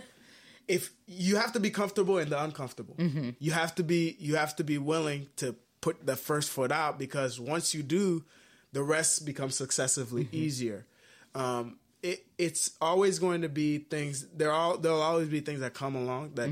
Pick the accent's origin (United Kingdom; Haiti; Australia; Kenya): Haiti; moved away; I'm originally from Haiti